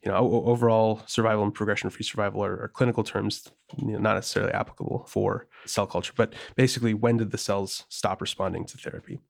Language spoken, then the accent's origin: English; Wisconsin, United States; moved away as an adult; also born or lived in St. Louis, Missouri; now in Bay Area, United States; I'm from Wisconsin originally, and it's, it's a very purple state. And so when I was growing up, uh, I was more in the rural area.